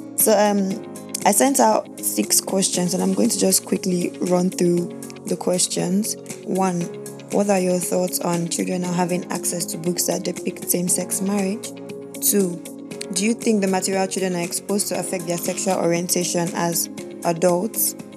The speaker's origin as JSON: {"language": "English", "country": "Nigeria", "tie": "born or raised there", "said": "I'm a Nigerian, born and bred in Nigeria"}